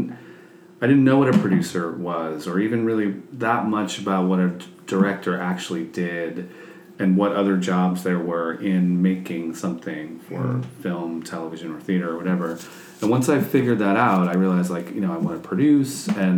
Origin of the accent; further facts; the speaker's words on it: New York, United States; I'm from New York, but when I moved back to New York shortly after college